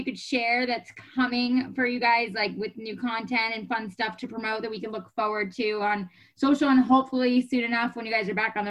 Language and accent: English; New York, United States; moved away as an adult; now in California, United States; I'm originally from New York. I've lived in California now for a decade.